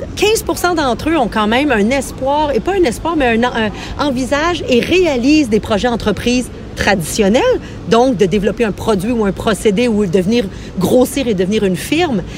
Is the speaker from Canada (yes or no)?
yes; Quebec, Canada; chez nous au Québec